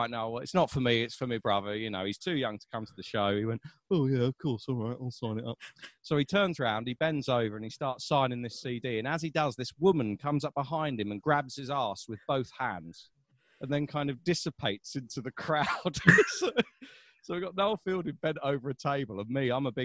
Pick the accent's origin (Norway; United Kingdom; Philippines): United Kingdom; London; I'm from South London and my accent is different to someone from North London